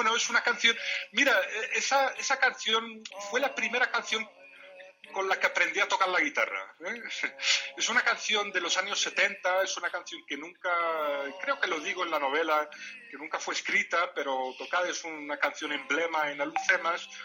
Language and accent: Spanish; Morocco; first language Tamazight (Riffian Berber); Spanish is a second language; el amazir es mi lengua materna